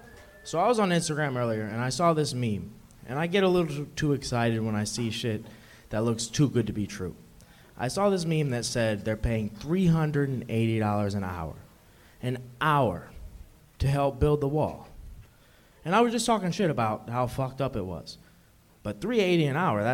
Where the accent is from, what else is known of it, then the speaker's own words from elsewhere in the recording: Los Angeles, California, United States; I'm from L.A.